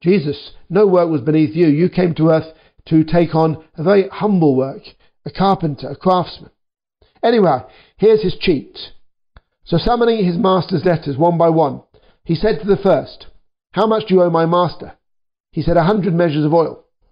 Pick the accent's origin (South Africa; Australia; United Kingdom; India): United Kingdom; I'm a British worker too